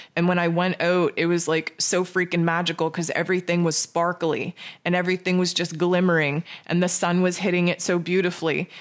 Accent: Canada; I'm Canadian.

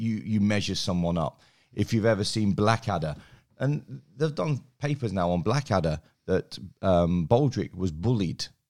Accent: England, United Kingdom; now in Australia; I grew up in England

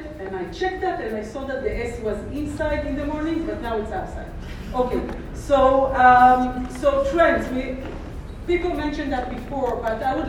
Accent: Israel; English is a second language; I'm from Israel

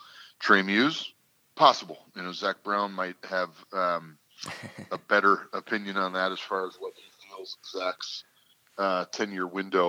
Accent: Canada; coming as a Canadian, you're looking at, you know, being unless you're the clear number one, clearing a foreign spot for it.

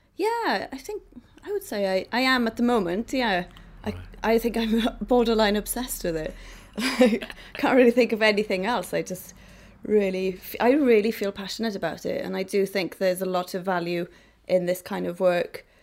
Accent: Idola, Wales, United Kingdom; I came from Idola, a little, you know, hamlet in Wales.

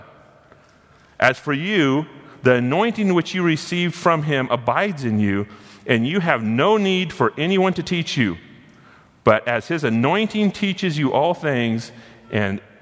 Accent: United States; I was born inside of America

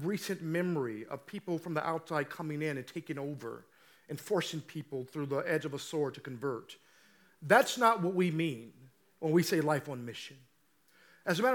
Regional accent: St. Louis, Missouri, United States; now in Oakland, United States; I'm from St. Louis, Missouri, born and raised

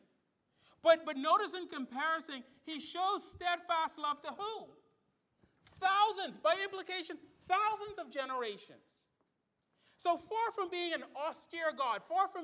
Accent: Bahamas; I grew up in the Bahamas

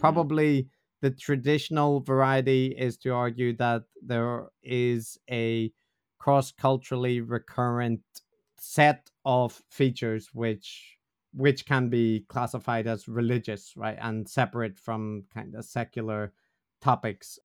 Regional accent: Northern Ireland, United Kingdom; I'm from Northern Ireland, which is probably self-evident from the way I talk

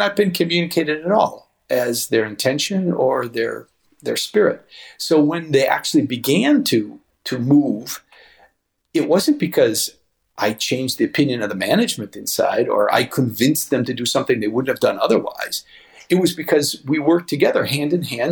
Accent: United States; moved away; as an American

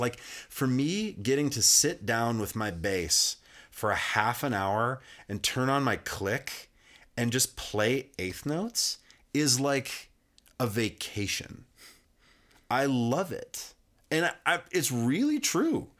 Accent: Kalispell, Montana, United States; moved away; I grew up in Kalispell, which is like the northwest corner, about forty-five minutes away from Glacier Park.

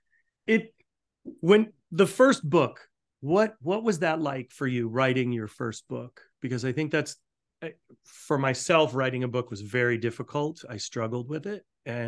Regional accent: Newport, Rhode Island, United States; I grew up with Howard Johnson's. Being in Newport, Rhode Island, we had a Howard Johnson's right on East Main Road.

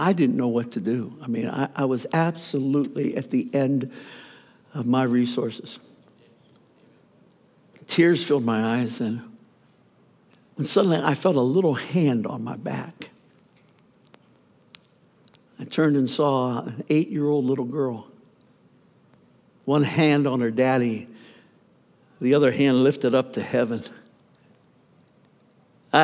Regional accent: Youngstown, Ohio, United States; moved away; We left the traveling ministry to plant a church in my hometown, Youngstown, Ohio, actually a suburb, Boardman, Ohio

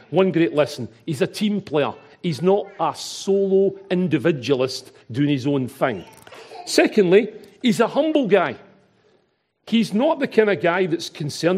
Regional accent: Glasgow, Scotland, United Kingdom; accent: Glaswegian; my Glaswegian accent

